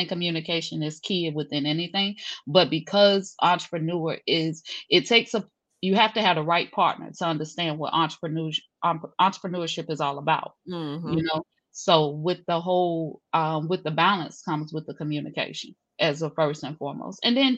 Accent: Jacksonville, Florida, United States; born there; also born or lived in overseas; I'm from the south, sis. I'm straight from the south. So I'm originally from Jacksonville, Florida, on paper. So my father was in the military, though. So I grew up actually overseas, international, grew up in Dodd schools

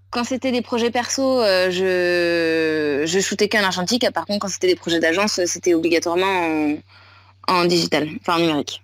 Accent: Nantes, Pays de la Loire, France; moved away as an adult; also born or lived in Shanghai, China; now in Siargao, Philippines; je suis nantaise de base

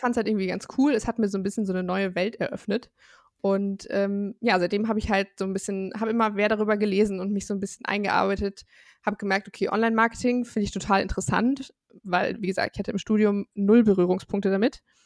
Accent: Bonn, North Rhine-Westphalia, Germany; ich komme aus Bonn im wunderschönen Rheinland

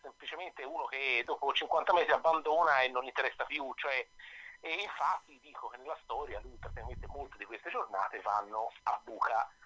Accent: Florence, Tuscany, Italy; accent: Florentine; come si sente dall'accento, io sono, sono fiorentino

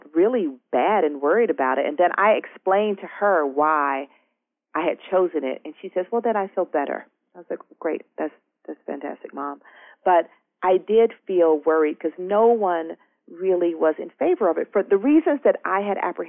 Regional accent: Georgia, United States; now in Brooklyn, United States; I live in Brooklyn, and I tell people I'm from Georgia

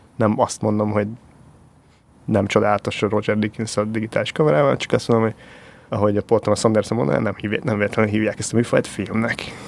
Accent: Hungary; accent: Eastern European; egy kelet-európai akcentus, az annyira fura, tehát, hogy az, hogy én mondjuk, én nekem nincs akkora akcentusom, de azért van egy kis akcentusom

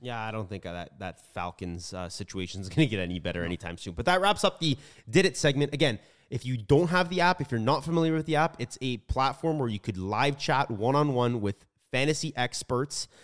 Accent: Toronto, Ontario, Canada; we are from Canada, Toronto to be exact.

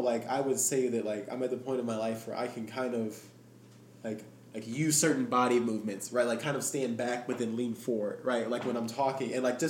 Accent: Arkansas, United States; I am from Arkansas.

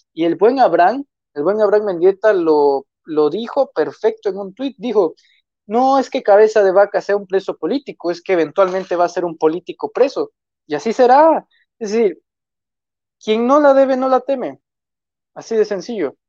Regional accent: Tamaulipas, Mexico; soy de origen tamaulipeco

